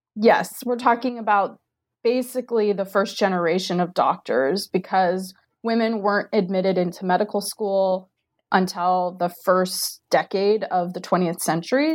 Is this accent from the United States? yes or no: yes; Diamond Bar, California, United States; moved away as an adult; also born or lived in Maryland / Central Virginia; now in Virginia, United States; from Diamond Bar, California, which is a suburb of Los Angeles